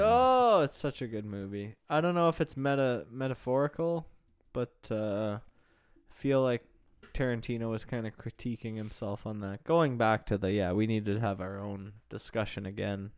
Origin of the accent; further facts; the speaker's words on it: Pickering, Ontario, Canada; the old one in Pickering, my hometown